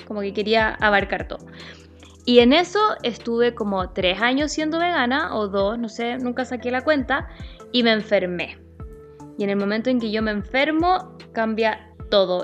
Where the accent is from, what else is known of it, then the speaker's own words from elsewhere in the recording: Santiago, Santiago Metropolitan Region, Chile; yo soy de Santiago